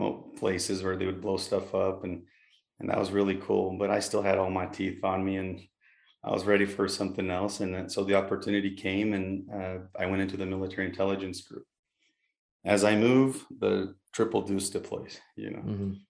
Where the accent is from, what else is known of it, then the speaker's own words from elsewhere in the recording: Brazil; also born or lived in Mexico / Utah, United States; now in United States; I'm originally from Brazil